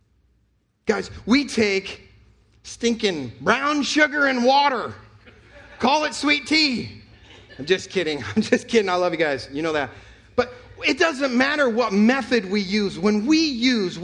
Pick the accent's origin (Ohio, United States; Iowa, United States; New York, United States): New York, United States; now in North Carolina, United States; I'm from New York